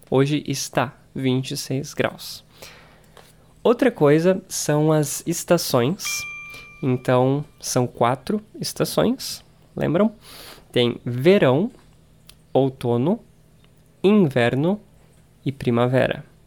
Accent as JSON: {"language": "Portuguese", "country": "Brazil", "tie": "born or raised there", "said": "eu sou brasileiro e porque eu moro no Brasil. Eu morei no Brasil a vida inteira"}